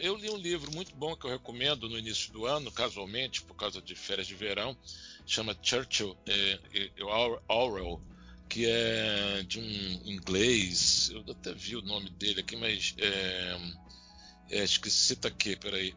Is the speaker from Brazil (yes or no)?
yes; Bahia, Brazil; sou baiano